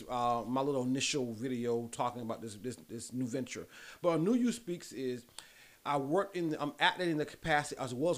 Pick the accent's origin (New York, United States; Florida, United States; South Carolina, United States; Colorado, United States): South Carolina, United States; Lamar; I'm big Lamar, South Carolina. So that's where I'm originally born and raised